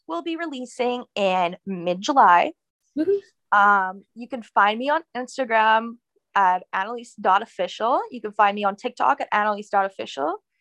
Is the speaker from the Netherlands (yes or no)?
no; Canada; also born or lived in California, United States; I turned about two years old, we decided to move back to Canada to see my grandmother and have our family who was around us, and also for me to learn French